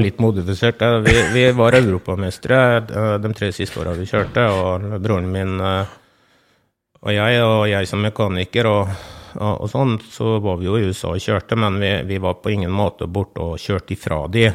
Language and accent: Norwegian; farm between Fredrikstad, Sarpsborg and Halden, Østfold, Norway; Det er jo 15 mm, km eh, inn til Fredrikstad. da. Det er vel omtrent til Sarpsborg og Halden òg, så det blir, vi bor jo litt sånn midt imellom uti her